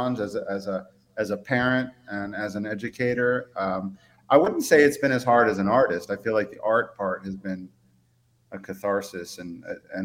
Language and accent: English; Ellicott City, Maryland, United States; also born or lived in Baltimore / Eastern Shore, Maryland; I lived first 20 years or so of my life in Ellicott City